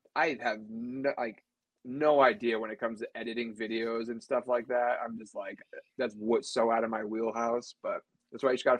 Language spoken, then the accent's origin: English; New England, United States; moved away as an adult; now in Phoenix, United States; living out here in Arizona. I'm not an Arizona native, though. I'm from New England originally. Army veteran.